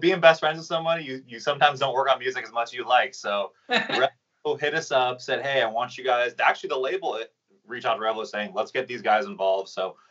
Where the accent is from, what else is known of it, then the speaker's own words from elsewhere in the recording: Carlsbad, California, United States; So I grew up in Carlsbad, California. And for those who don't know where that is, San Diego, California, really close to the border of Mexico.